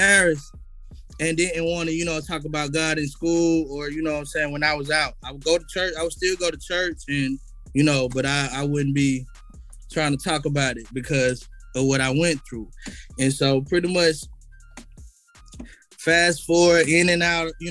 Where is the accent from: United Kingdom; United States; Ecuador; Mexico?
United States; Atlanta, Georgia; I was born East Atlanta, Grady baby, you know what I'm saying? I was pretty much raised on the east side